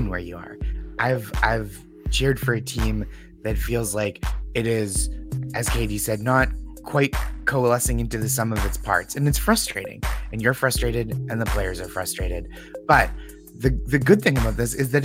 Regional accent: Boston, Massachusetts, United States; now in New York, United States; I'm from Boston, but I live in New York

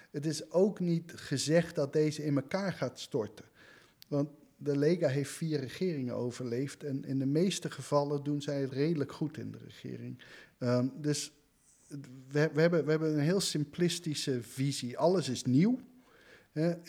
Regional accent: United States; also born or lived in Antwerp, Belgium; now in Netherlands; Ik ben ook Nederlander, ik ben een Amerikaan.

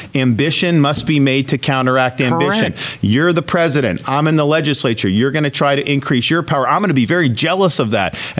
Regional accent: Florida, United States; Well, just think about we're in Texas, right? I'm from Florida.

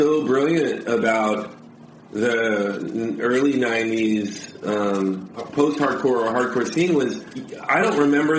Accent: Los Angeles, California, United States; now in Orange County, United States; I'm actually not an Orange County kid. I was born in Harbor City, in the South Bay. So I'm a South Bay.

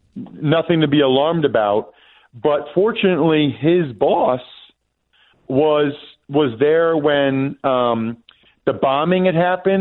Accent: Reading, Pennsylvania, United States; moved away; my hometown of Reading, Pennsylvania

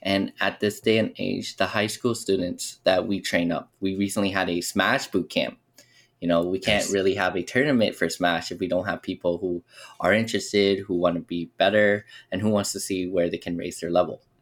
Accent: Las Vegas, Nevada, United States; we grew up here in Las Vegas

